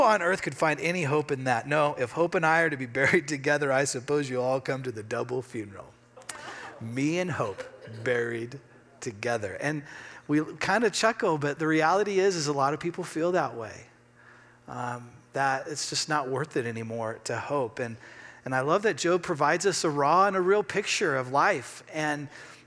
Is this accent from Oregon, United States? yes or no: yes; Redmond, Oregon, United States; also born or lived in Bend, Oregon; I grew up in Bend in Central Oregon. I grew up in Redmond